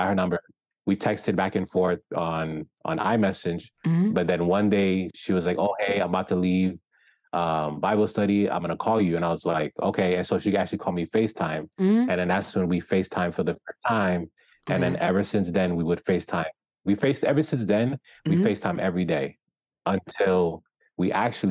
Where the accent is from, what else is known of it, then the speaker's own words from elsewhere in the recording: New Jersey, United States; now in Florida, United States; Originally, I'm from New Jersey